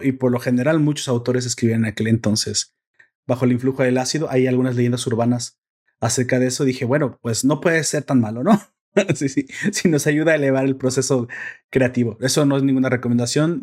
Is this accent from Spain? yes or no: no; Mexico; yo soy mexicano